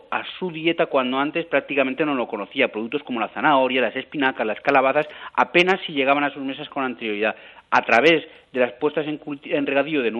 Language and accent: Spanish; Xàtiva, Valencian Community, Spain; yo soy de Játiva